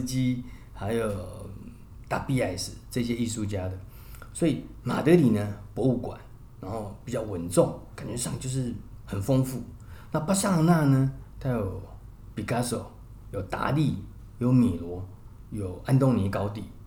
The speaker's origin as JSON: {"language": "Chinese", "country": "Taiwan", "said": "我们台湾人非常非常的熟悉这样"}